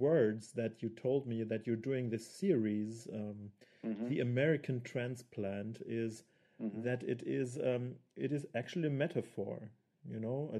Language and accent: English; Swabia, Germany; first language German; English is a second language; now in Munich, Germany; I would say Munich, but I have not been raised in Munich. I didn't grow up here. I'm a Swabian